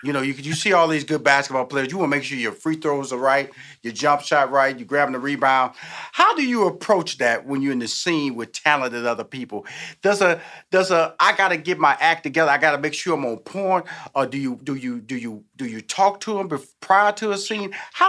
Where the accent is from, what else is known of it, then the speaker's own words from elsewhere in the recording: Houston, Texas, United States; I come from Fifth Ward, Texas. I grew up with nothing but black people.